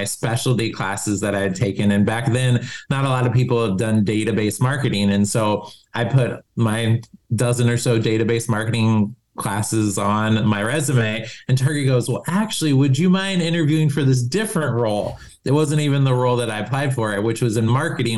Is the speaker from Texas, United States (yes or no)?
no; Columbus, Ohio, United States; moved away as an adult; also born or lived in Germany; now in Minneapolis, United States; we moved to Ohio, where my mom's family's from. And so, and then went to high school, college in Columbus